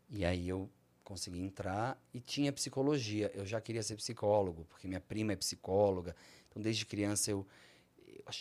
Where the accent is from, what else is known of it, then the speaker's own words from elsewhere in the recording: Barbacena, Minas Gerais, Brazil; also born or lived in Rio de Janeiro, Brazil; Quando eu era criança, pequena, em Barbacena.